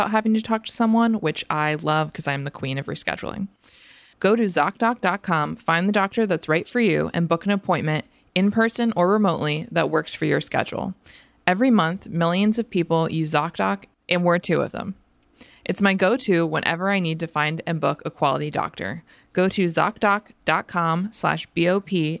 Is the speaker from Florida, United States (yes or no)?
yes; Florida, United States; now in Philadelphia, United States; growing up in Florida